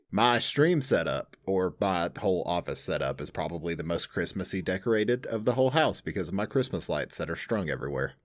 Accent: Southern, United States; accent: Southern; my overly Southern accent

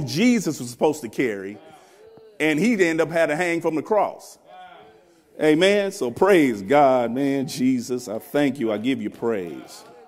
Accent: Wichita, Kansas, United States; I'm from Wichita, Kansas. I'm a country boy, they say.

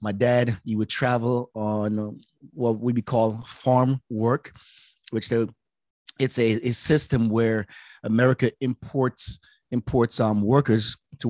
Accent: Jamaica; also born or lived in Pensacola, Florida / California; now in United States; born and raised in Jamaica.

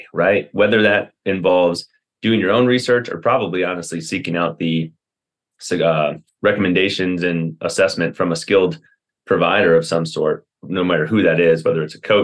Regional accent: Wisconsin, United States; moved away as an adult; also born or lived in Atlanta / Chicago suburbs / Kansas City suburbs; now in Colorado, United States; I'm from Wisconsin originally, went to a school called Carroll and did it all right there.

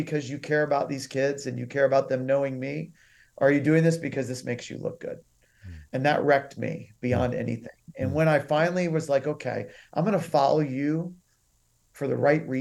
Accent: the South, United States; also born or lived in Uganda; growing up in the South

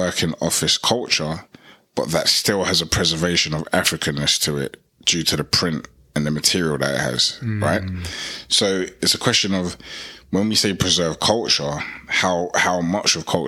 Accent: United Kingdom; I'm proud to be a British-born Ghanaian

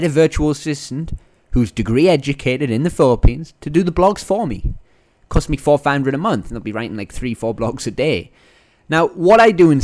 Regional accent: Northern England, United Kingdom; accent: Northern English; moved away; my Northern English accent

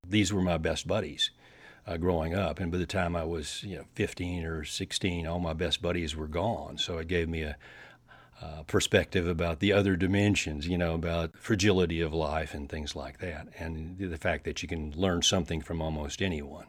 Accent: Paducah, Kentucky, United States; I grew up down in Western Kentucky

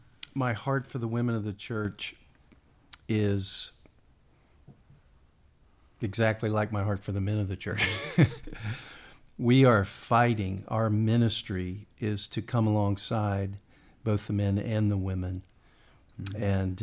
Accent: West Virginia, United States; moved away; I grew up in West Virginia, like Bethany.

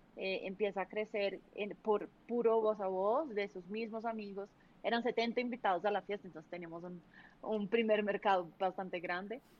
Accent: Brazil; Spanish is a second language; now in Colombia

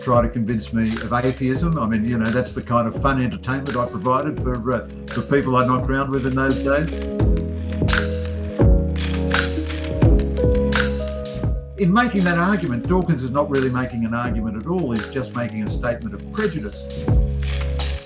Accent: Sydney, New South Wales, Australia; now in Melbourne, Australia; I'm a Sydney-sider originally

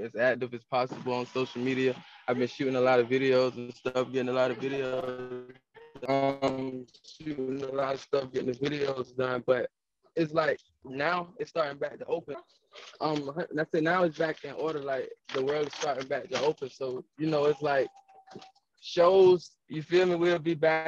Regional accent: Jacksonville, Florida, United States; moved away; I'm from Jacksonville

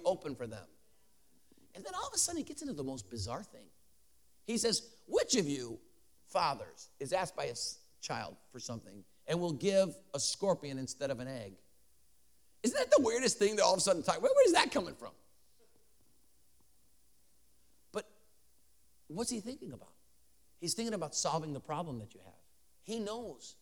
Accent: Chicago, Illinois, United States; now in Denver, United States; I live in Denver. I'm a Bears fan because I'm from Chicago originally

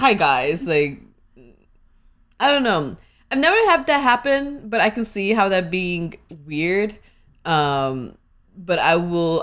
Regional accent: India; now in United States; what part of India I'm from

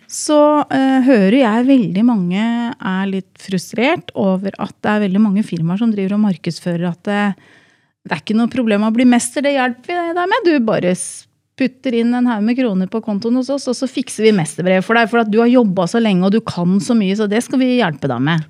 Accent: Drammen, Buskerud, Norway; Jeg er jo fra Drammensområdet

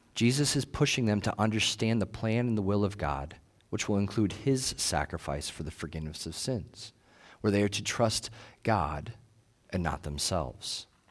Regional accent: United States; we're American

